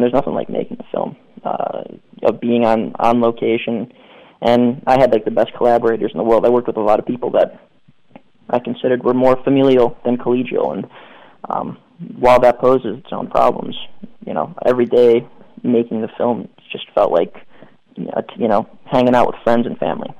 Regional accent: Cleveland, Ohio, United States; I'm from Cleveland

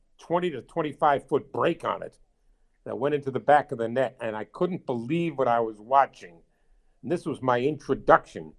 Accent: New York, United States; growing up in New York

